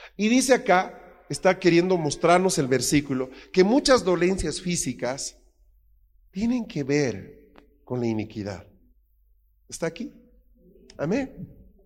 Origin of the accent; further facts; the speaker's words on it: Bolivia; moved away; also born or lived in Spain; en mi país